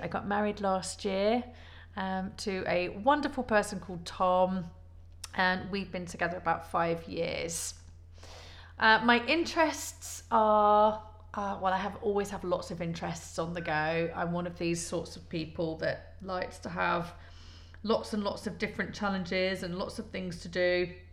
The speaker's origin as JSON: {"language": "English", "town": "Leicester", "region": "East Midlands", "country": "United Kingdom", "tie": "born or raised there", "also_born_or_lived": "London", "moved": "as an adult", "lives_now": "Poole, United Kingdom", "said": "I was born in Leicester originally. Um, I moved away at 19"}